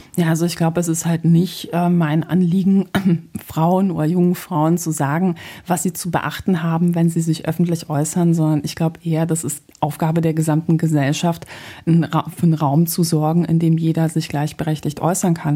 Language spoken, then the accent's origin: German; Poland; now in Germany; Ich bin nämlich ähm, gebürtige Polin